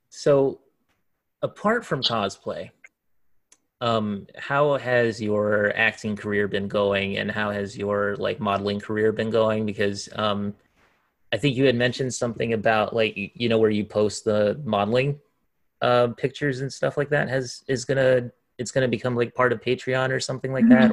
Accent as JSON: {"language": "English", "region": "Hawaii", "country": "United States", "tie": "born or raised there", "moved": "as an adult", "said": "I come from Hawaii, of course, and uh, I lived there for most of my life um, up until last year, actually"}